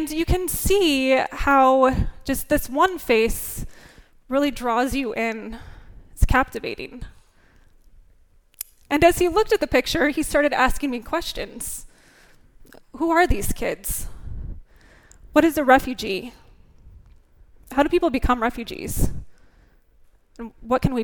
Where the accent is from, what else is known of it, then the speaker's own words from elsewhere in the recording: northern Indiana, United States; growing up in northern Indiana farm country, as a 4-H'er and Little League kid